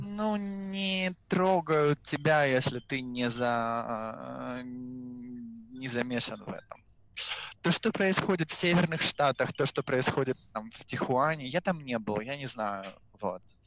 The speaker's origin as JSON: {"language": "Russian", "country": "Russia", "moved": "yes", "lives_now": "Mexico", "said": "быть русским в Мексике с испанским языком"}